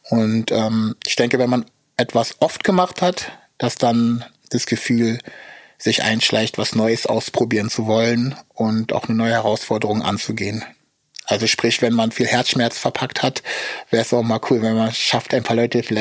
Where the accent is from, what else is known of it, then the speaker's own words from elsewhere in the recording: Ukraine; German is a second language; habe aber dann die Erfahrung gemacht, dass ich das erste Mal ähm, als Ukrainer wahrgenommen wurde, und zwar von Russen.